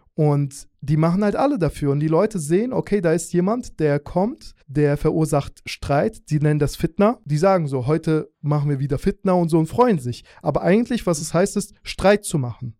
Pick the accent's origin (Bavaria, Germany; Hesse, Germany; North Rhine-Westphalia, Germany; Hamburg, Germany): Hesse, Germany; Hanau; also born or lived in Azerbaijan / Schlüchtern, Hesse; Ich habe dann in Hanau meine Jugend verbracht